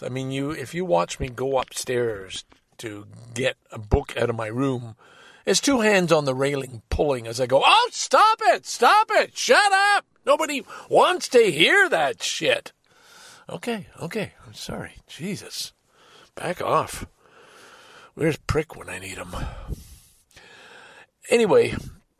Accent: Ontario, Canada; as a Canadian citizen.

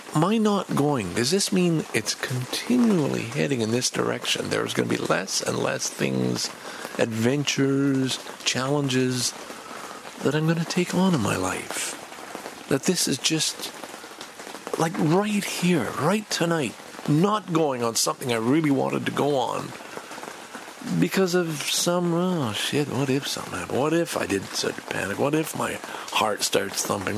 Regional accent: Montreal, Quebec, Canada; I love growing up in Montreal.

